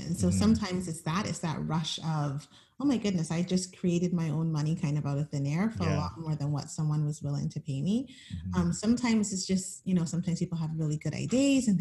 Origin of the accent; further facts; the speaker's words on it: Barbados; moved away as an adult; also born or lived in Edmonton, Alberta, Canada; now in Canada; I spent most of my childhood in Barbados. They moved back when I was about 5